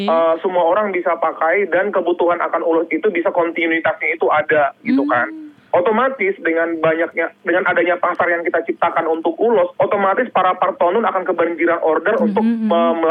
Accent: Balige, North Sumatra, Indonesia; moved away as an adult; now in Jakarta, Indonesia; Saya lahir 1977 dan

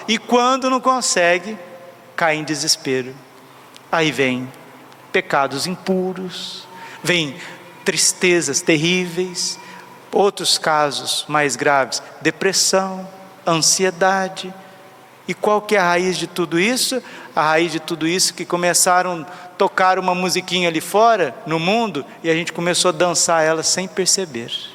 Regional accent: Brazil; eu sou brasileiro, eu amo o país, rezo por ele

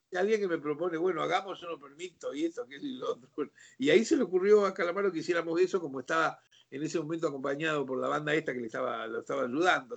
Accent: Rosario, Santa Fe, Argentina; moved away as an adult; also born or lived in Mexico; tocamos todos rosarinos

